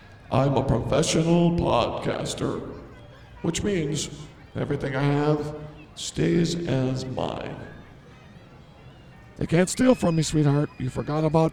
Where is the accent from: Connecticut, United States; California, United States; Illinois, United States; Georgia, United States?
Illinois, United States; Chicago; I grew up in Chicago.